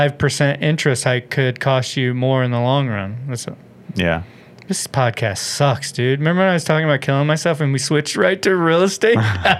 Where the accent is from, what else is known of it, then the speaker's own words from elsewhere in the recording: Texas, United States; also born or lived in San Diego; now in Los Angeles, United States; I'm from Texas.